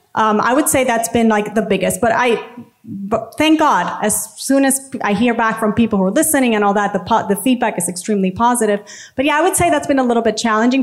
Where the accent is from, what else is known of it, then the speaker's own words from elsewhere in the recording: San Juan, Puerto Rico; I'm from Puerto Rico, San Juan.